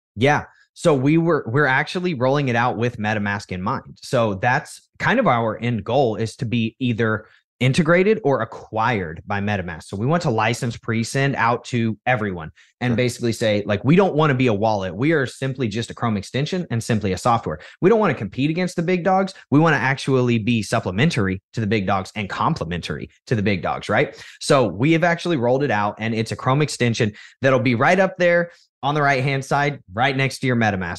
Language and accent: English; United States; what was expected of you as an American child